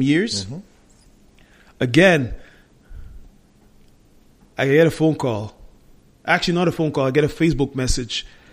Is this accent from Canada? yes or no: yes; Montreal, Quebec, Canada; We were born and raised in Montreal, the majority of us